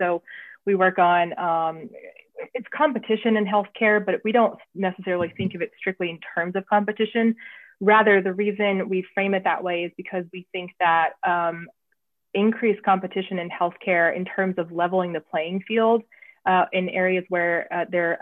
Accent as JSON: {"language": "English", "region": "the South", "country": "United States", "also_born_or_lived": "Washington, D.C.", "moved": "as an adult", "lives_now": "Montgomery, United States", "said": "even though I was from the South, I had not been in what I consider the Deep South before."}